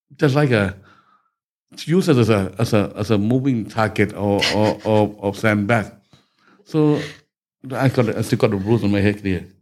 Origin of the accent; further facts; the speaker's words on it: Bangkok, Thailand; I was born in Bangkok, mm. uh, 13th of June 1954. Okay, so uh, just local boy in Bangkok, growing up from back street